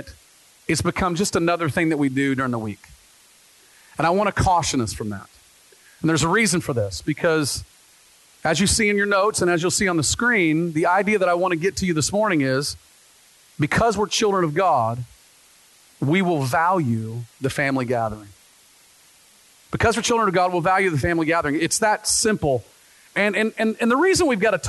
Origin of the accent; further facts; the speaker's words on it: the South, United States; now in Pacific Northwest, United States; I grew up in the South